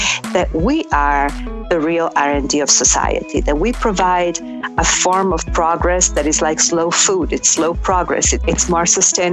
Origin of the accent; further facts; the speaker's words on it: Milan, Lombardy, Italy; moved away as an adult; also born or lived in Sardinia / Ferrara; now in New York, United States; growing up in Milan, Italy